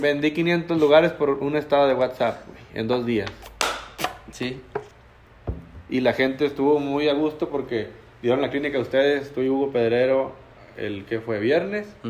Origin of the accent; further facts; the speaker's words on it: Sabinas, Coahuila, Mexico; nosotros somos de Sabinas